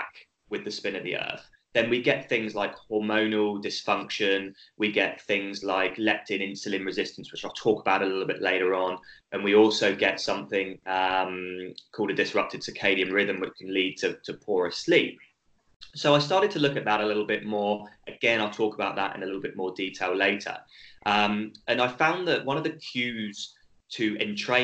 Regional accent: United Kingdom; accent: British; moved away as an adult; now in Australia; my accent's British, even though I've lived in Australia for almost 10 years now

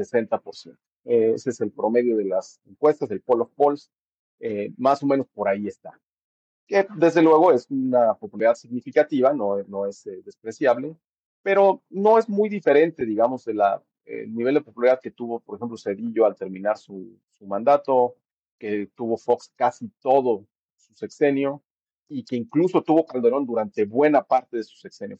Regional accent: Mexico; moved away; que somos mexicanos, que estamos viviendo fuera del, país

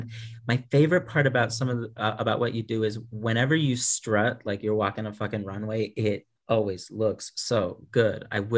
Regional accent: Houston, Texas, United States; moved away as an adult; also born or lived in Florida; now in Arkansas, United States; Originally, I am from Houston, Texas. That's where I was born and raised. I'm a Texas person. And then moved to Florida for a moment, moved back to Texas for a moment, and now I've been here in Arkansas for the last, like, 6 years.

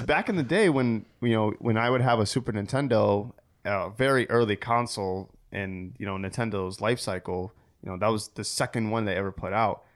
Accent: Waterbury, Connecticut, United States; I grew up in Waterbury, Connecticut

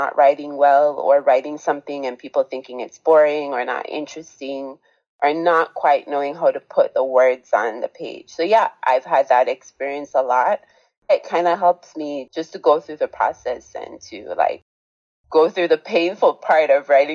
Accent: Jamaica; I was growing up in Jamaica, where I was born

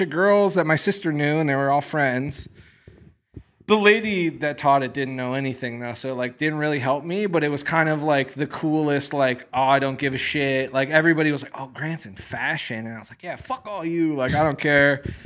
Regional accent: Midwest, United States; moved away as an adult; I'm from the Midwest.

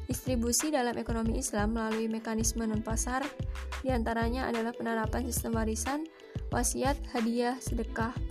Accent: Wonogiri, Central Java, Indonesia; Di daerah saya, tepatnya di Wonogiri, Jawa Tengah, Kendaraan yang paling banyak digunakan yaitu bis kota

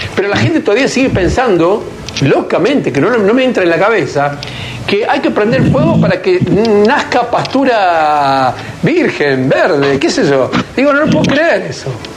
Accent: Argentina

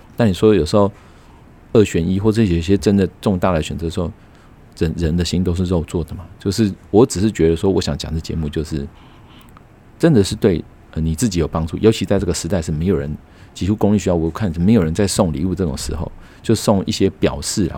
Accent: Taiwan; 我们台湾人反而是，呃，有钱的家长，啊，有，有等于是经济实力好的家长，啊，让孩子以后上大学上了一个公立的

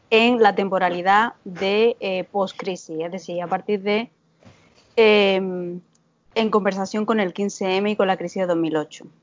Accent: Córdoba, Andalusia, Spain; first language Spanish; moved away as an adult; now in United States; eh, soy originalmente de Córdoba, de Andalucía, y em, bueno, me formé como filóloga en la Universidad de Córdoba

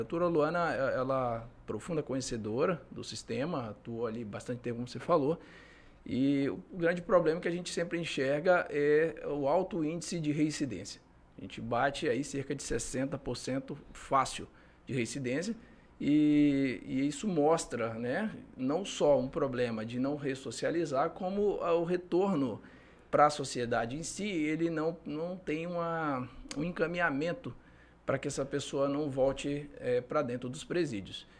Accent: Manaus, Amazonas, Brazil; moved away as an adult; now in Acre, Brazil; sou de Manaus. É, vim para cá em, no ano de 2009 fazer o concurso

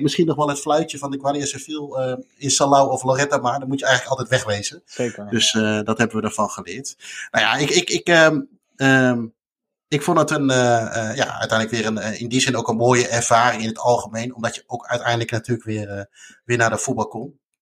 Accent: Netherlands; wij als Nederlander

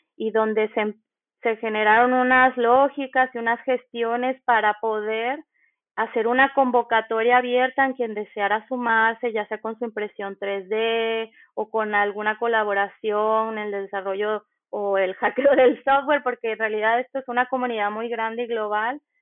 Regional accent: Nayarit, Mexico; moved away as an adult; now in Buenos Aires, Argentina; soy de Nayarit, México

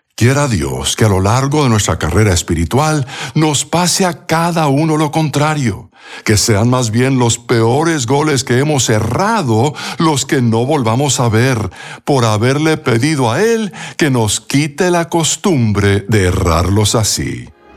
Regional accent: Bogotá, Colombia; durante mi niñez en Bogotá, Colombia

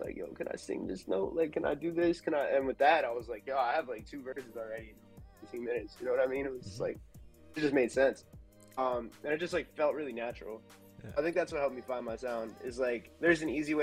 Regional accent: New York, United States; also born or lived in Philadelphia; I'm from New York originally

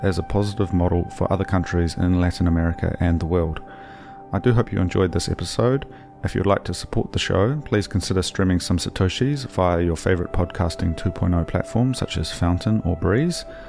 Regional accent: Hawke's Bay, New Zealand; where I grew up in Hawke's Bay

